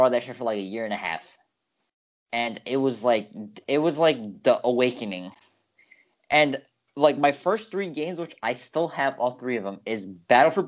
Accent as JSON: {"language": "English", "town": "New York City", "region": "New York", "country": "United States", "tie": "born or raised there", "said": "growing up in New York, because I'm in New York, you really, especially from the borough we're in, is quite a unique upbringing"}